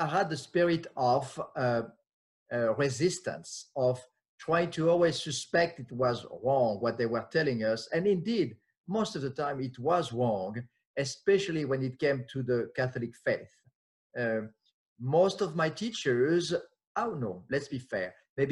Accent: France; English is a second language; moved away as an adult; now in United States; I'm French, was born and raised in France

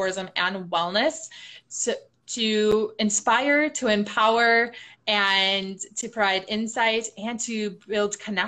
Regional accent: Milwaukee, Wisconsin, United States; moved away; also born or lived in Chicago; I'm originally from Milwaukee, Wisconsin

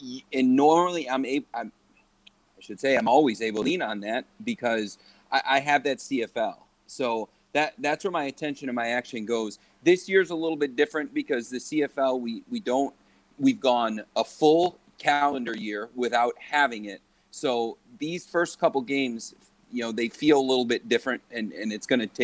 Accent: Chicago, Illinois, United States; now in Kansas City, United States; I'm from Chicago, so I'm a Bears fan.

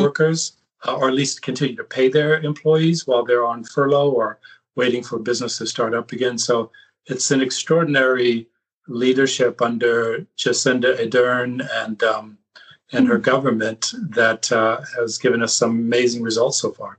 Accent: California, United States; I grew up in California on the West Coast

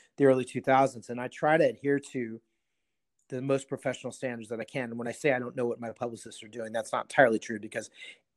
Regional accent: Seattle, Washington, United States; I grew up in Seattle

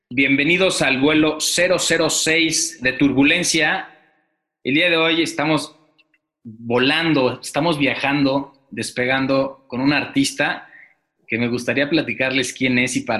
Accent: Mexico City, Mexico; born there; now in Querétaro, Mexico; Nací en la Ciudad de México en 1978 Primero, estudié artes plásticas en Bellas Artes y posteriormente terminé la carrera de diseño gráfico. Actualmente soy conferencista, artista gráfico, muralista y profesor. Radico en la ciudad de Querétaro

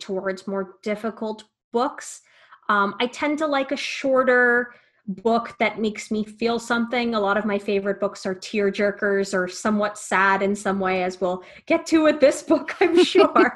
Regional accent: about an hour and a half north of Tampa, Florida, United States; I grew up about an hour and a half north of Tampa

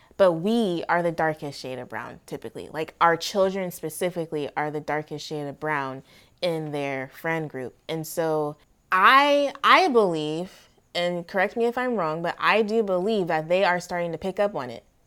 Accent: California, United States; growing up in California

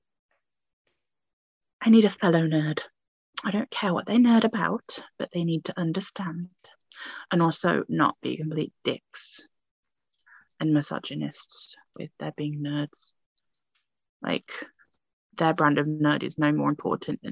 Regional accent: United Kingdom; I'm British

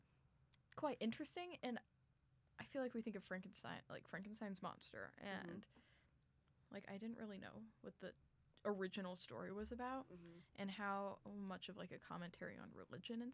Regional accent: Missouri, United States; moved away as an adult; now in Tulsa, United States; I'm from Missouri.

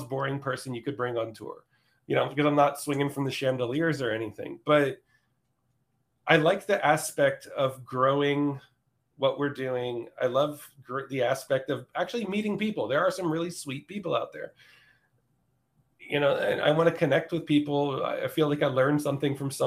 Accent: just outside of Philadelphia, Pennsylvania, United States; now in Austin, United States; I'm not going back to, you know, just outside of Philadelphia

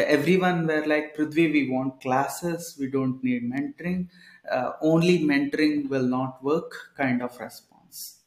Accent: Kodad, Telangana, India; moved away as an adult; also born or lived in Bangalore; Back then, I used to stay at Kodada, uh, uh my hometown itself.

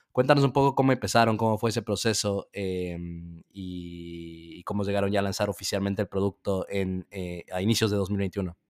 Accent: Ecuador; de donde soy yo en Ecuador

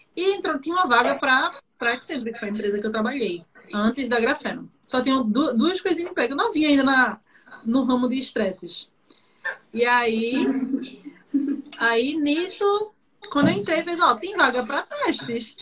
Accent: Olinda, Pernambuco, Brazil; eu sou de Olinda, Pernambuco, cidade vizinha Recife

